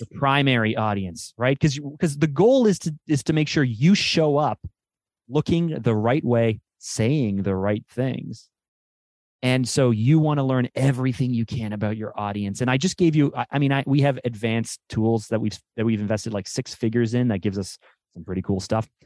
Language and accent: English; Canada; I'm Canadian